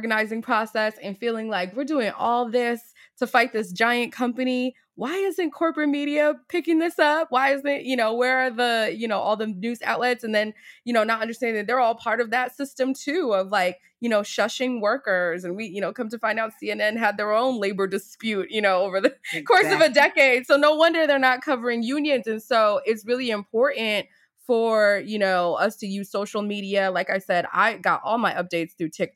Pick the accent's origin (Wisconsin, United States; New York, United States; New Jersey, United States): New York, United States; I'm from New York